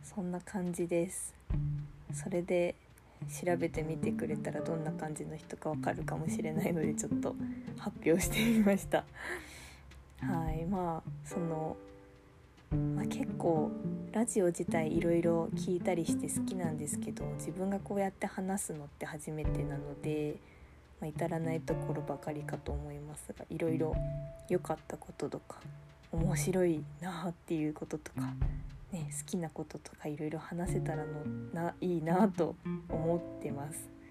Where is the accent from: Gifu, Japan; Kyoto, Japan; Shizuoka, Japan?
Gifu, Japan; now in Aichi, Japan; 出身は岐阜県です今は、えー、愛知県に住んでます